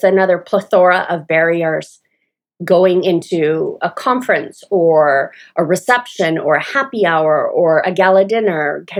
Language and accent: English; Toronto, Ontario, Canada; moved away as an adult; also born or lived in Atlanta, Georgia; now in Smyrna, United States; I'm Canadian, and when I go home to Toronto